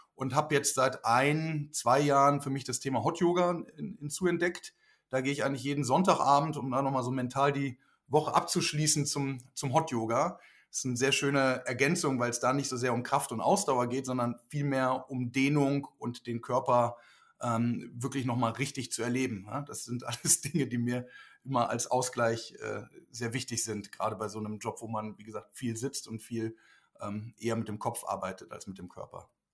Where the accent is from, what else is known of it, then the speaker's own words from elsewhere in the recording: Lüneburg Heath, Lower Saxony, Germany; moved away as an adult; also born or lived in Switzerland; now in Berlin, Germany; bin ja aufgewachsen kurz vor Hamburg in der Lüneburger Heide